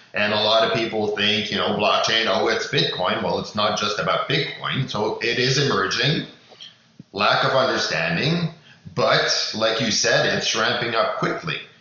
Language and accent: English; Canada; as Canadian